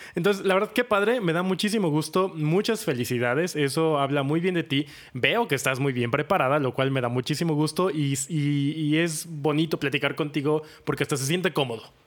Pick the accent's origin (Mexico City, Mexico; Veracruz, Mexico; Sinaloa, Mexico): Veracruz, Mexico; Orizaba; Yo nací en Orizaba, que es otro pueblo mágico